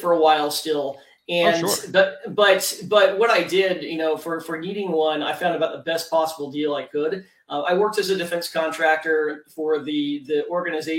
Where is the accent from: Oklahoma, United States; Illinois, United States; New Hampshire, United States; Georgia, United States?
Oklahoma, United States; Tulsa; moved away as an adult; also born or lived in North San Diego County, California; I grew up in Oklahoma and went to the University of Oklahoma.